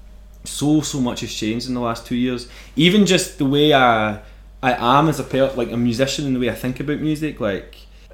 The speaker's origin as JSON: {"language": "English", "town": "Airdrie", "region": "Scotland", "country": "United Kingdom", "tie": "born or raised there", "also_born_or_lived": "Bellshill / Germany", "said": "growing up in Airdrie"}